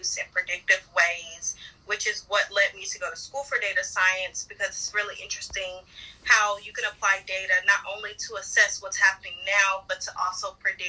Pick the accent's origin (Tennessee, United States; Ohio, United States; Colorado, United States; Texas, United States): Tennessee, United States; Nashville; I love Nashville. I think it normally has been a small town.